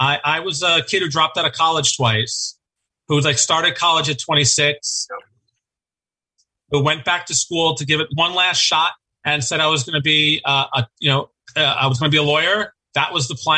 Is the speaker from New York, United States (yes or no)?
yes; New York City, New York, United States; I grew up in Astoria. You know, I've been here my whole life